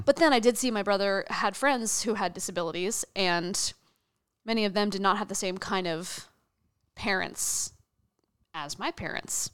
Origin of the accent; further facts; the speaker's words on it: Wichita, Kansas, United States; moved away as an adult; now in New York, United States; I grew up in Wichita, Kansas